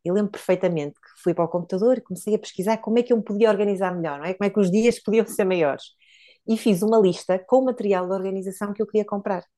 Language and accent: Portuguese; Póvoa de Varzim, Norte, Portugal; also born or lived in Porto; na minha, na minha terra natal, a Pova de Varzim